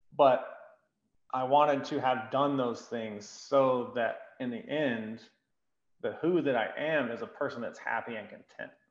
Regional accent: Greenville, South Carolina, United States; I'm from Greenville

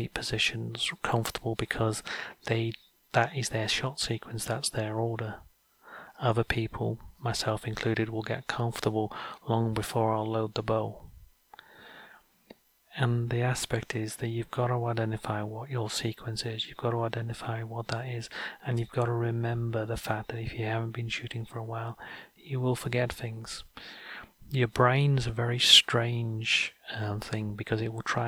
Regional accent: North Wales, United Kingdom; I grew up in North Wales

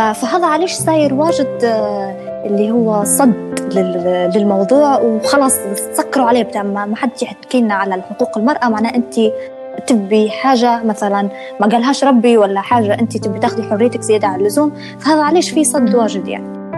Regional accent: Benghazi, Cyrenaica, Libya; moved away as an adult; now in Tripoli, Libya; انا اصلا من بنغازي وانا في بنغازي

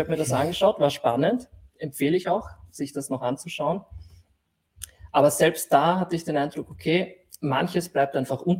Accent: Lower Austria, Austria; moved away as an adult; now in Vienna, Austria; Na, also ich würde sagen, ich bin ein Niederösterreicher, der nach Wien gekommen ist fürs Studium.

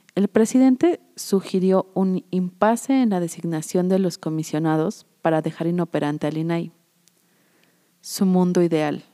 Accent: Mexico; estamos los mexicanos

